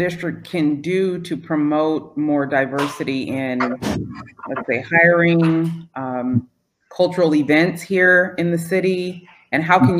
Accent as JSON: {"language": "English", "region": "Northern California", "country": "United States", "moved": "yes", "said": "I am from Northern California, where most cities work very well with their Chamber of Commerce."}